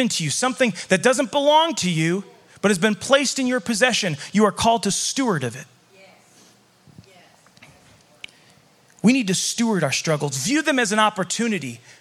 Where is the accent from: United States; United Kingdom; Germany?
United States; Chicago, Illinois; now in Montana, United States; when I moved to Montana, I came from Chicago. I grew up as a city kid. So in Chicago